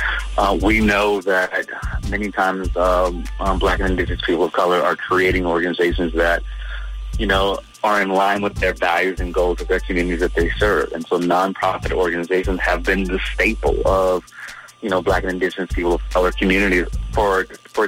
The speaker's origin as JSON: {"language": "English", "town": "Virginia Beach", "region": "Virginia", "country": "United States", "tie": "born or raised there", "said": "I grew up in Virginia Beach in Green Run."}